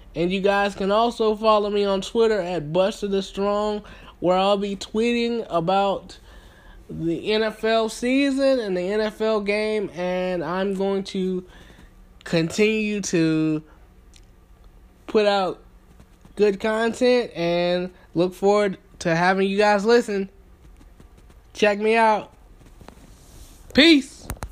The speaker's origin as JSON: {"language": "English", "town": "Thomaston", "region": "Georgia", "country": "United States", "tie": "born or raised there", "moved": "as an adult", "lives_now": "Atlanta, United States", "said": "I am from Thomaston, Georgia, born and raised."}